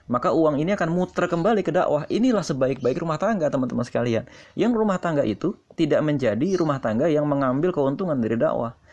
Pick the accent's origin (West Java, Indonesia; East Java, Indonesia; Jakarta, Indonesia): Jakarta, Indonesia; East Jakarta; karena tingkatnya beda daerahnya juga berbeda saya dari Jakarta Timur istri saya dari Jakarta Selatan